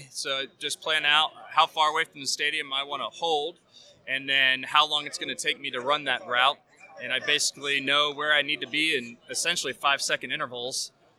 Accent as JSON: {"language": "English", "region": "Maryland", "country": "United States", "tie": "born or raised there", "moved": "as an adult", "lives_now": "Lemoore, United States", "said": "So I grew up in Maryland, but we are stationed in California."}